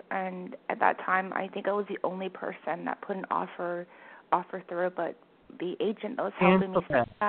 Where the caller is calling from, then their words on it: Vancouver, British Columbia, Canada; calling from Vancouver.